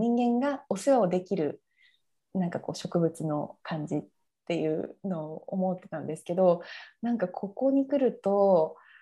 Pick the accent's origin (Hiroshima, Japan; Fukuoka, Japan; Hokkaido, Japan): Fukuoka, Japan; moved away as an adult; also born or lived in United Kingdom; now in Sydney, Australia; 私はあの福岡市の出身なんですけど、はい、まあ、海の近くで育ったんですね。